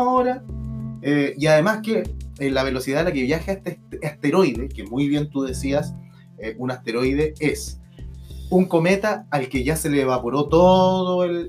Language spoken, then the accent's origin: Spanish; Santiago, Santiago Metropolitan Region, Chile; Yo soy de La Pintana